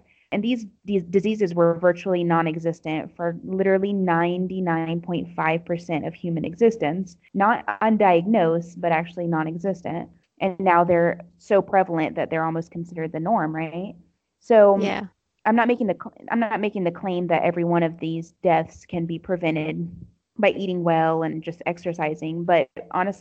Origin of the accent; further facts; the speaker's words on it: United States; moved away as an adult; now in Morocco; I'm an American Muslim convert.